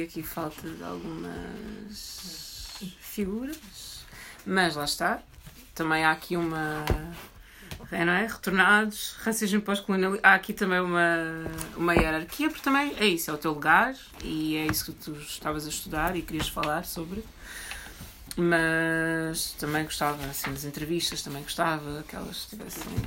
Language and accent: Portuguese; Alverca do Ribatejo, Lisbon, Portugal; eu cresci em Alverca do Ribatejo